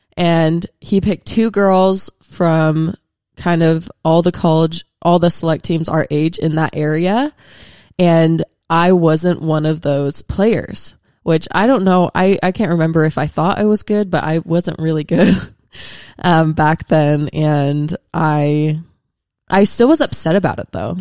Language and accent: English; Washington, United States; I'm from Washington State, so I didn't really grow up around a lot of L D S people